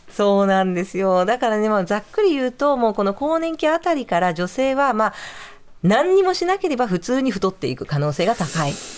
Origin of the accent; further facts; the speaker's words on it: Nagoya, Aichi, Japan; moved away; 名古屋の出身です